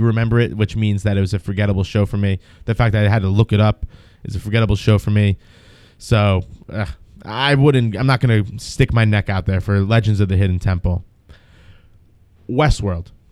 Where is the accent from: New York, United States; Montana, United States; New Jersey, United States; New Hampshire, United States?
New Jersey, United States; I'm from New Jersey